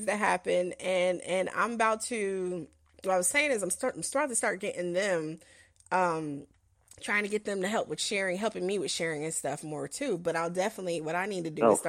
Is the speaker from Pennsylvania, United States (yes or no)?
no; New York City, New York, United States; moved away; also born or lived in Chicago; We grew up in Harlem, then we moved to Chicago